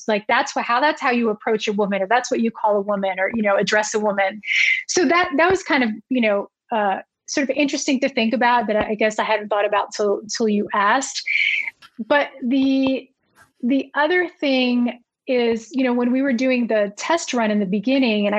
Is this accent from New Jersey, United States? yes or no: yes; New Jersey, United States; I grew up in New Jersey